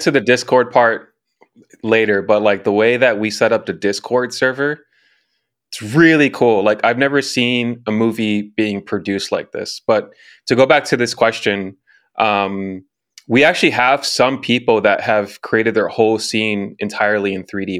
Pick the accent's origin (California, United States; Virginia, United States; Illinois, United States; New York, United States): Illinois, United States; Chicago; now in Los Angeles, United States; originally from Chicago, born and raised, currently living in Los Angeles.